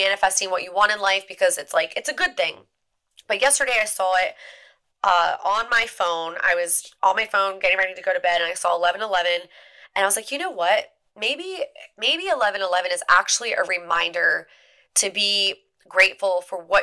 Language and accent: English; Eastern Shore of Maryland, United States; I grew up in the Eastern Shore of Maryland where there are deer everywhere